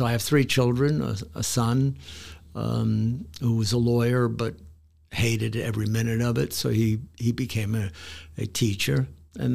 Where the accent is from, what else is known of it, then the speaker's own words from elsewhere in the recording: New York City, New York, United States; moved away; also born or lived in Hoboken, New Jersey; I was born in Hoboken, New Jersey. When I was 2 years old, my family moved to Brooklyn.